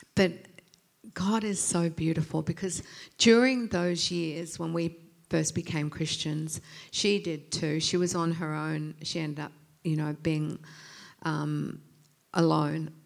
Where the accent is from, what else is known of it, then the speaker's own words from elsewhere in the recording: England, United Kingdom; moved away; I was born in England. Mum was mum and dad were English